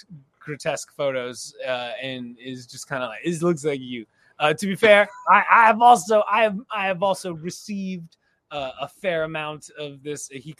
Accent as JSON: {"language": "English", "town": "Bakersfield", "region": "California", "country": "United States", "tie": "born or raised there", "also_born_or_lived": "Santa Clarita, California", "said": "So I was born in Santa Clarita, California. But I, for the most part, was raised in Bakersfield, California, the middle of California."}